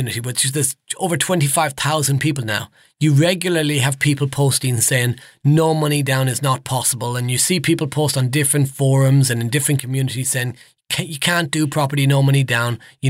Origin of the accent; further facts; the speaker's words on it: Nottinghamshire, East Midlands, United Kingdom; Now, I'm from the Midlands, so up around Nottinghamshire.